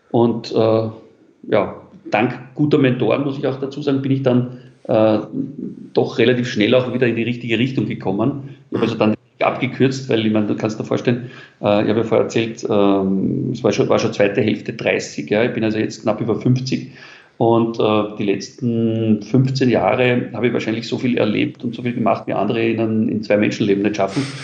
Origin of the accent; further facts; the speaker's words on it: Vienna, Austria; ich bin in Wien geboren, äh, als Kind in ganz einfachen Verhältnissen in Wien in einem Arbeiterbezirk.